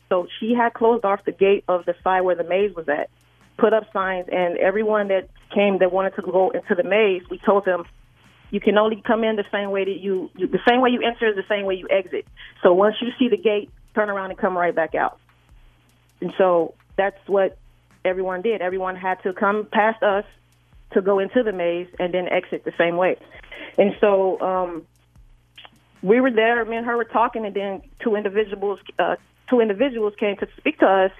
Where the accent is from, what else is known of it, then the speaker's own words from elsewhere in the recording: Chicago, Illinois, United States; I'm from Chicago, so I often fly in to film a lot of her different events.